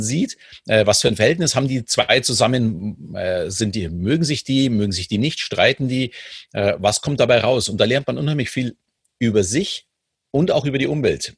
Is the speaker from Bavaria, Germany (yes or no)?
yes; Munich, Bavaria, Germany; ich bin ja in München groß geworden